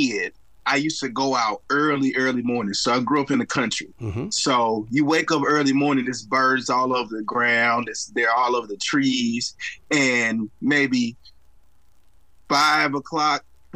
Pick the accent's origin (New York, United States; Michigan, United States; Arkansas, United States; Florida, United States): Arkansas, United States; Wrightsville; now in Little Rock, United States; I currently live there now. I grew up in Wrightsville, Arkansas